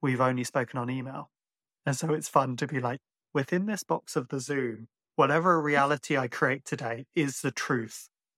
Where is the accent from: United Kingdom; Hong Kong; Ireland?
Ireland; living in Ireland and being Irish, but sounding like this sometimes does create questions.